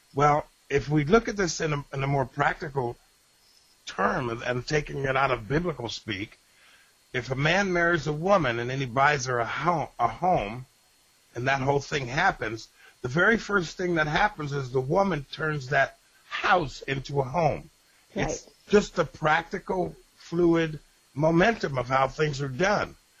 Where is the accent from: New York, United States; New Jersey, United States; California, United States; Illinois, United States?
New York, United States; Rochester; in Rochester, New York